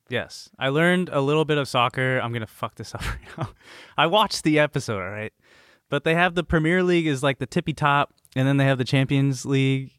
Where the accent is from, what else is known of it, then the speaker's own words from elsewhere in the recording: the Bay Area, California, United States; I'm from the Bay